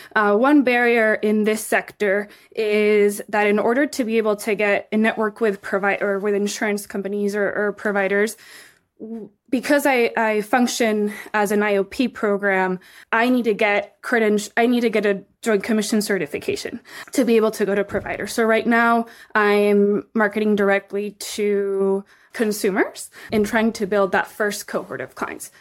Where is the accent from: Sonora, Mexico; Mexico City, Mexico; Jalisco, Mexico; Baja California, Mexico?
Mexico City, Mexico; moved away as an adult; also born or lived in Texas, United States; now in United States; I was born in the United States, in Texas, and raised in Mexico City for my whole life. I moved to the U S for the first time when I was eighteen